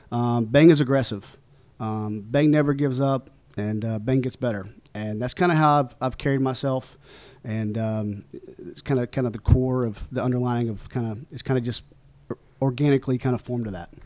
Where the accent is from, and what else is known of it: Oklahoma, United States; born or raised there; moved away